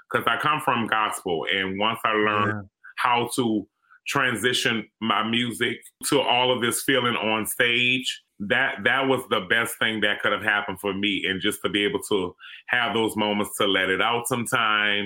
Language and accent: English; New Orleans, Louisiana, United States; it was rough growing up here in New Orleans, being Black and growing up in the community that I grew up